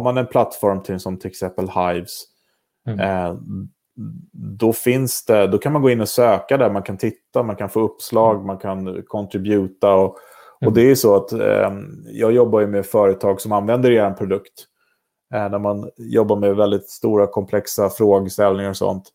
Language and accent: Swedish; Vaxholm, Stockholm County, Sweden; Jag är uppvuxen i Vaxholm, eller på resare till och med.